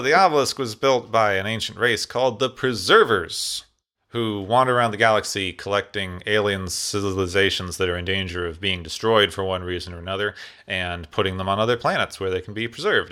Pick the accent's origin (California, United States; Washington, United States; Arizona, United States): Arizona, United States; Phoenix; I grew up in Phoenix, Arizona